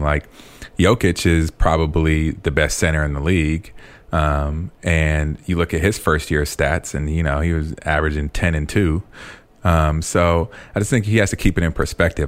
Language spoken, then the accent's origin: English; California, United States; moved away; also born or lived in Chicago; I'm from California.